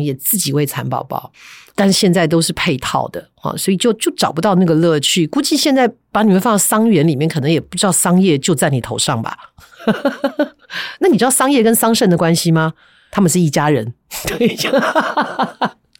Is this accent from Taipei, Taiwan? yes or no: yes; Taipei, Taiwan; 以前小时候住在台北嵩山那一带，那附近太多山了